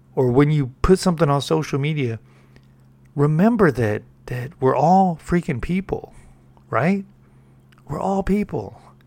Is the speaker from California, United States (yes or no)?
yes; California, United States; I'm from Cali